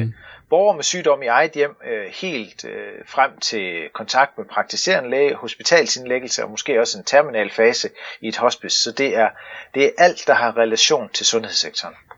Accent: Stauning, Central Denmark Region, Denmark; ude i Stavning, hvor jeg kommer fra

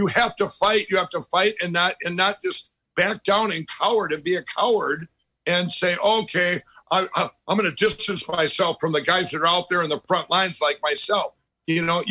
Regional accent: Minnesota, United States; I grew up in Minnesota, lived there my whole life

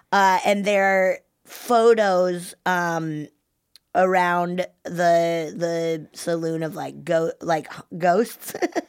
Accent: Colorado, United States; moved away as an adult; now in California, United States; because I grew up in the mountains of Colorado. And I remember when I first, and I went to school in the mountains of Colorado.

